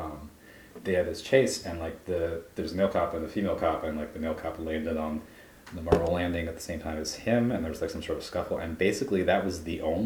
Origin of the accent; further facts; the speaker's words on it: Philadelphia, Pennsylvania, United States; as a Philadelphian